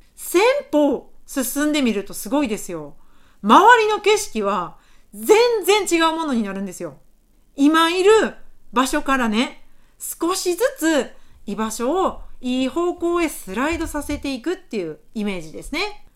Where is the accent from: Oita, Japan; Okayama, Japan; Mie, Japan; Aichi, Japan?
Mie, Japan; moved away as an adult; now in Osaka, Japan; 出身は三重県でして、現在は大阪に住んでおります